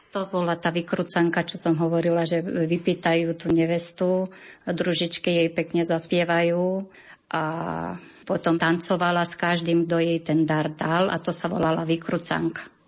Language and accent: Slovak; Gemelčička, Bihor County, Romania; now in Biely Kostol, Slovakia; U nás na Salajky na Gemelčičky